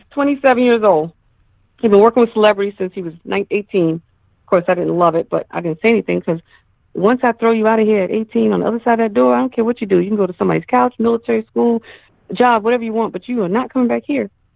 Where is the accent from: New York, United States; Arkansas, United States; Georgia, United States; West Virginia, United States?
New York, United States; I'm from New York.